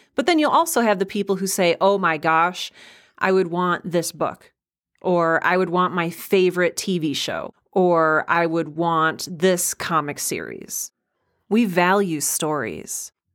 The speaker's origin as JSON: {"language": "English", "region": "Midwest", "country": "United States", "tie": "born or raised there", "said": "I was raised in the Midwest"}